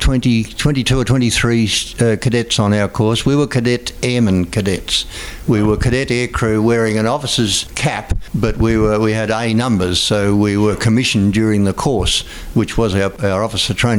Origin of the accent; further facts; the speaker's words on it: Melbourne, Victoria, Australia; I was born in Epworth Hospital in Melbourne